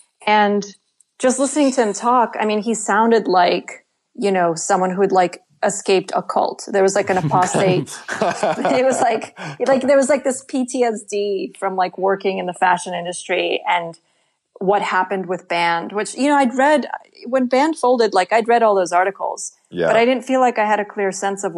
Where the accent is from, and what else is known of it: Russia